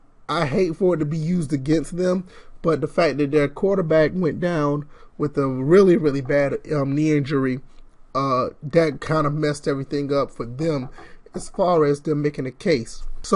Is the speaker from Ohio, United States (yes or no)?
no; Georgia, United States; I'm from Georgia, so I would love to see that happen.